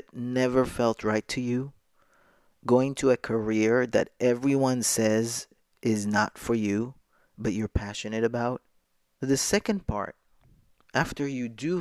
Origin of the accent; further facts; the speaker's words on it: Jerusalem, Jerusalem District, Israel; moved away as an adult; now in New York, United States; I was born a girl in Jerusalem to a traditional Moroccan Jewish family. I went to a religious school.